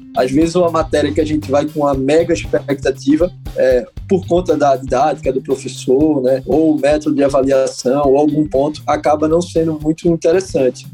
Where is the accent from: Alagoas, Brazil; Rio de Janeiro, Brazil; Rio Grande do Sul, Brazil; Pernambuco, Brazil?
Pernambuco, Brazil; Recife; Recife, Pernambuco. Muito orgulho como bom recifense, sou bairrista até demais